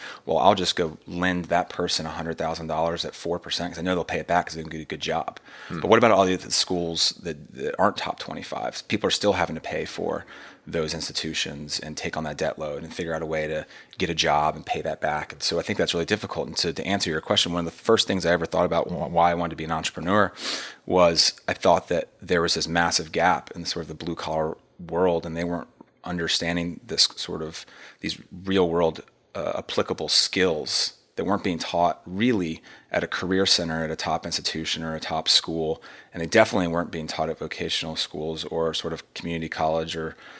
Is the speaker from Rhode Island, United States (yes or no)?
no; Montgomery Village, Maryland, United States; I came from Watkins Mill, and Watkins Mill's a tough place to go to high school. And you can look at the stats. It's a high school, a public high school in Montgomery Village, and they've had their struggles there.